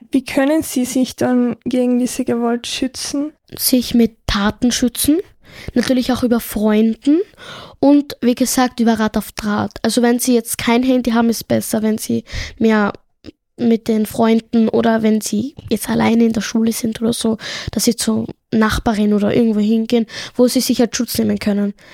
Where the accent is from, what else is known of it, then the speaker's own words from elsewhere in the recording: Tunisia; ich komme ja ursprünglich aus Tunesien und dort ist es üblich, dass die Eltern die Kinder mit Gürtel oder so peitschen und so.